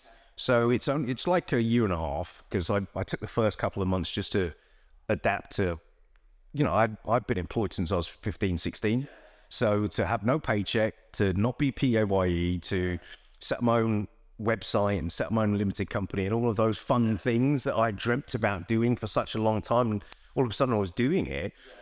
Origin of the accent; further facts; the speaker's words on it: London, United Kingdom; I grew up in Northwest London. There were bits of where we lived where you needed street smarts.